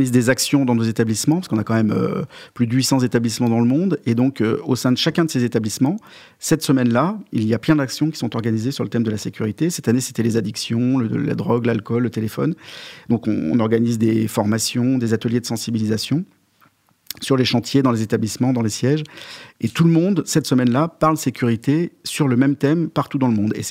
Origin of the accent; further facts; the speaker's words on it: Lyon, Auvergne-Rhône-Alpes, France; Non, non, je suis lyonnais.